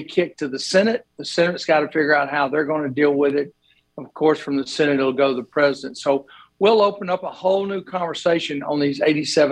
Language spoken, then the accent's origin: English; Sylacauga, Alabama, United States; I grew up in Sylacauga myself, so you know, I'm part of that hometown group up there